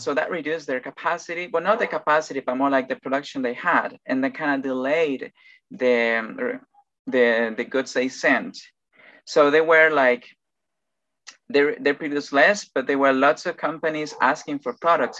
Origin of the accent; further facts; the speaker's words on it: Ecuador; English is a second language; also born or lived in Machala, Ecuador; I'm Ecuadorian and I live on the coast